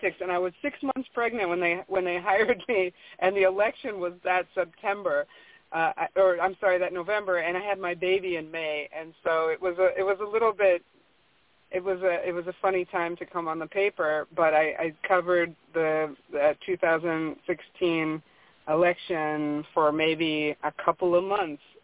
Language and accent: English; Michigan, United States; I grew up in Michigan